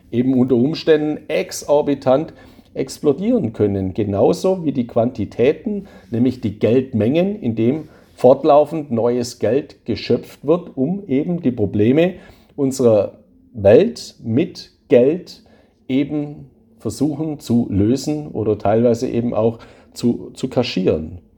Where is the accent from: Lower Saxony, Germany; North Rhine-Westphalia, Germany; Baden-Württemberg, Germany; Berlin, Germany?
Baden-Württemberg, Germany; Ich bin ja ein Schwabe. Bei uns in Schwaben gibt es einen alten Spruch